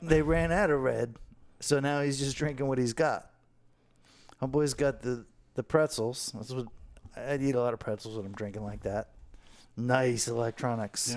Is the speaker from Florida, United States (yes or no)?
yes; Fort Lauderdale, Florida, United States; we grew up right here in Fort Lauderdale